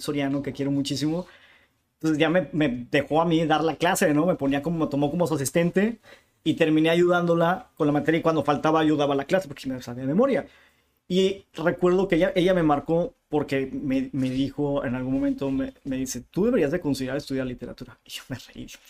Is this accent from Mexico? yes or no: yes; Tijuana, Baja California, Mexico; first language Spanish; also born or lived in Chula Vista, California, United States; soy, soy tijuanense, nací en Chulavista, pero Chulavista es como la colonia de al lado, ¿no? Entonces por eso tuve la, facilidad de, hacer, estudié hasta la secundaria aquí